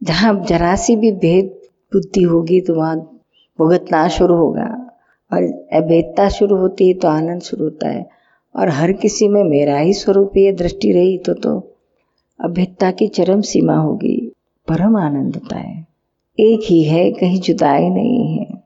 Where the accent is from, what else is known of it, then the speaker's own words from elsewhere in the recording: Bihar, India; कहाँ से आया मैं बिहार से हूँ बिहार से